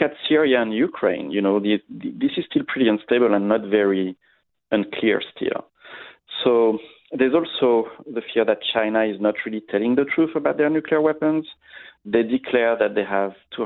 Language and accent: English; France; I grew up in France, in Europe